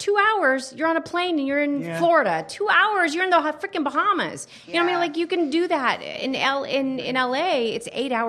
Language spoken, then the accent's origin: English; Netherlands; moved away; also born or lived in California; Growing up in the Netherlands, and then I moved to California.